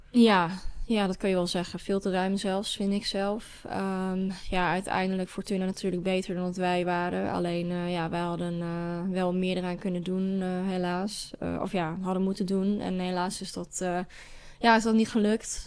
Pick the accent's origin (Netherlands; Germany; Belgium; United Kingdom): Netherlands; Hengelo, Overijssel; met een school uit Hengelo, waar ik vandaan kom